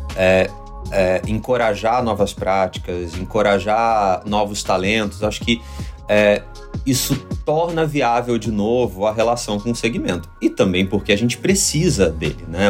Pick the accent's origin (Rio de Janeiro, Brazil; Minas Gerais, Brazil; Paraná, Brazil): Rio de Janeiro, Brazil; moved away as an adult; now in São Paulo, Brazil; eu sou do Rio